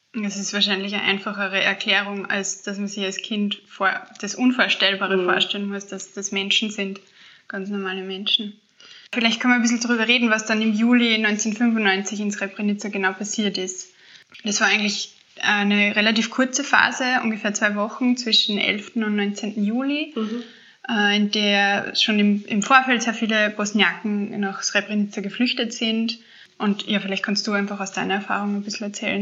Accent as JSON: {"language": "German", "country": "Austria", "said": "wir Österreicher"}